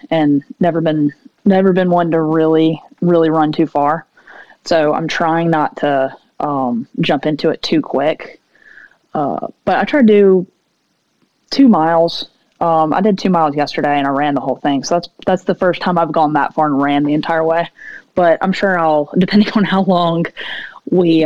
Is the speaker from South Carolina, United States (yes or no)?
yes; Seneca, South Carolina, United States; moved away as an adult; also born or lived in Baton Rouge, Louisiana; I'm from South Carolina. I'm technically from a city called Seneca.